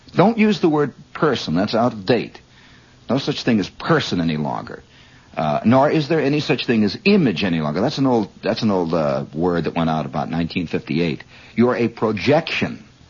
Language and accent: English; Indiana, United States; moved away